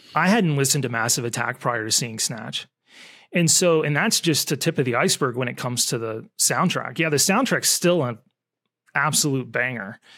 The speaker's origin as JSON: {"language": "English", "country": "United States", "said": "as an American"}